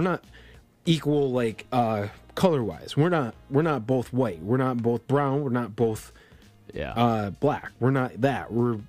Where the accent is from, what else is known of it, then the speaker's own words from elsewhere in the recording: Colombia; born there; I was born in Colombia, but I'm basically a white kid.